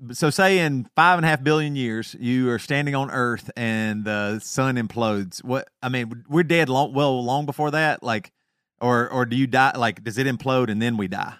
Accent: the South, United States; accent: Southern; my Southern accent

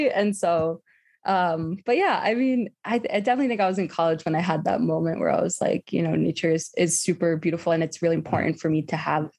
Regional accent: New Jersey, United States; I'm from New Jersey

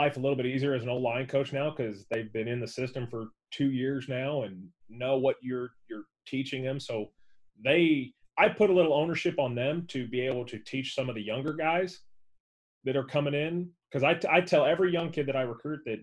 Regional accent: St. Louis, Missouri, United States; growing up in St. Louis when it was the greatest show on turf

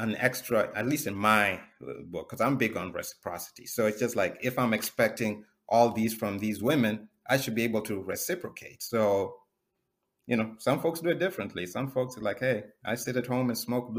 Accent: Kenya; moved away as an adult; now in United States; I grew up in Kenya.

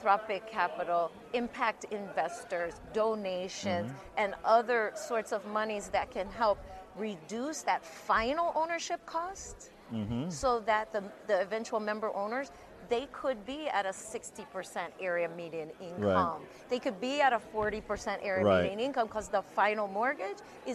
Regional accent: Chicago, Illinois, United States; We're from the Chicago area

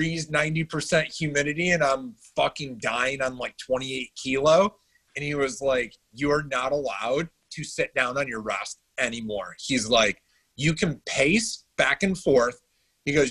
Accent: Syracuse, New York, United States; also born or lived in Adirondacks; now in Charlotte, United States; I grew up in Syracuse

